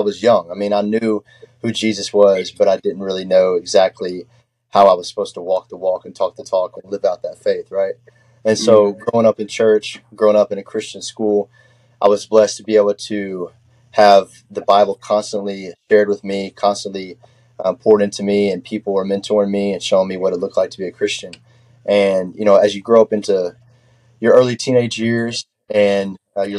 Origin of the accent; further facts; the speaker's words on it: Texarkana, Texas, United States; also born or lived in South Central Arkansas; I am from Texarkana on the Texas side